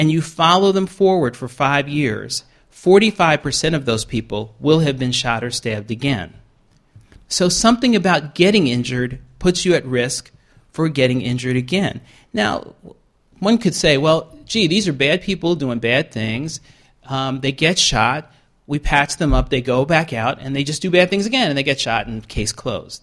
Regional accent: New York City, New York, United States; moved away; I grew up in Queens, New York

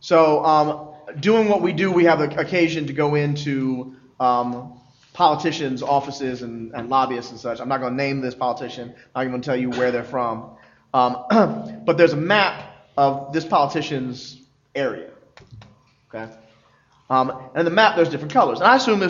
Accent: Philadelphia, Pennsylvania, United States; Philly. I'm from Philly

